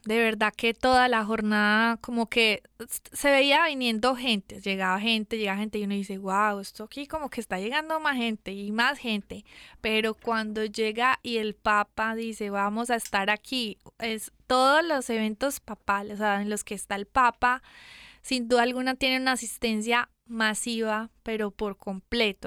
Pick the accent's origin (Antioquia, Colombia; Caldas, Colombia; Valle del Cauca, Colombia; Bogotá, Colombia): Antioquia, Colombia; Medellín; moved away as an adult; also born or lived in San Diego, California; yo soy de Medellín Colombia